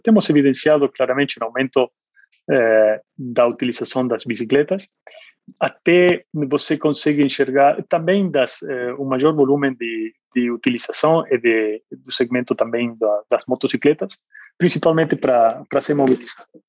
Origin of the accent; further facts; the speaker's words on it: Argentina; Portuguese is a second language; moved away as an adult; also born or lived in Asia; now in Brazil; sou argentino, eu morei na Argentina por 20 anos